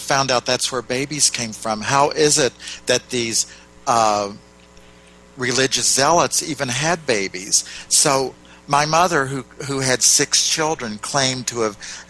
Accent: West Virginia, United States; moved away; also born or lived in Ohio; I grew up down in West Virginia in basically a Southern Baptist town

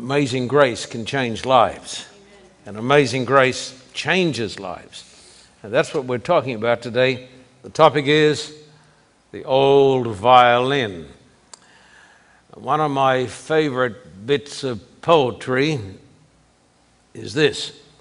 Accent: Australia; moved away; when I was growing up in Australia

